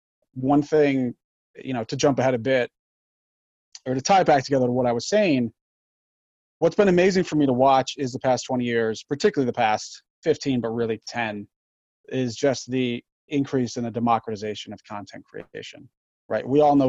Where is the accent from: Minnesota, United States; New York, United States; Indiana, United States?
New York, United States; Grand Island; moved away as an adult; So yes, I grew up on Grand Island, went to Stella Niagara in Lewiston, which was amazing. St. Joe's, which was amazing.